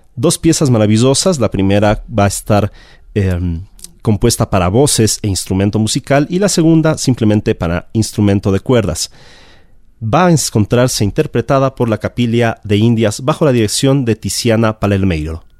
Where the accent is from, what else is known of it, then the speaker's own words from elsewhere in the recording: Ecuador; arribamos a nuestra tierra, a la Real Audiencia de Quito